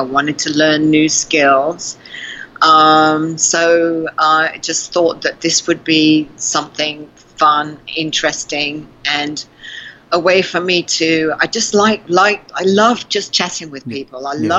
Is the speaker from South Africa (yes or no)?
yes; South Africa; accent: South African; Mostly they say South African.